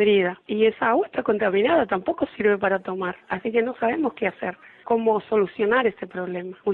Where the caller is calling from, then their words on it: Monte Grande, Buenos Aires Province, Argentina; de Monte Grande, partido de Esteban Echavarría.